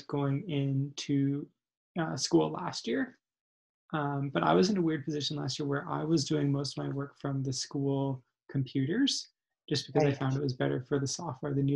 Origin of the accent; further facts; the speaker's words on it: Calgary, Alberta, Canada; also born or lived in Victoria; I am originally from Calgary